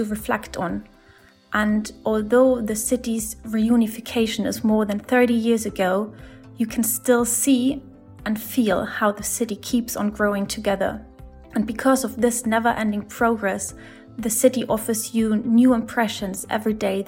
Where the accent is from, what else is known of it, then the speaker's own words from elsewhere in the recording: Berlin, Germany; I was born in Berlin and I grew up in the heart of the city